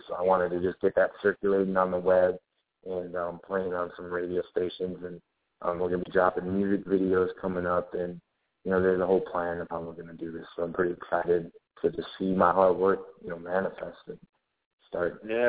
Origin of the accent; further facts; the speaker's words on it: Minneapolis, Minnesota, United States; I was raised in Minneapolis, you know, because my father was in the Navy. He was in for 37 years, so we traveled around like crazy.